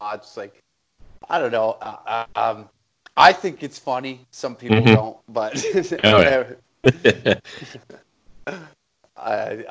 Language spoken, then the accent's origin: English; Taber, Alberta, Canada; moved away as an adult; also born or lived in Edmonton area, Alberta; now in Edmonton, Canada; I grew up in Tabor, Alberta.